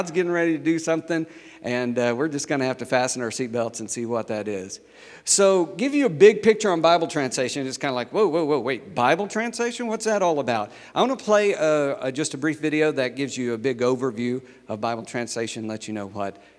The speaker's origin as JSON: {"language": "English", "town": "Nowata", "region": "Oklahoma", "country": "United States", "tie": "born or raised there", "also_born_or_lived": "New Mexico", "said": "I'm from Nowata, Oklahoma. Yeah, that's where I grew up."}